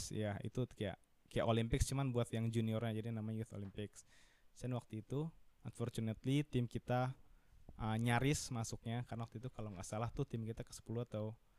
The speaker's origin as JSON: {"language": "Indonesian", "country": "Indonesia", "moved": "as an adult", "lives_now": "Munich, Germany", "said": "gue sendiri dari Indonesia mewakili Munchen"}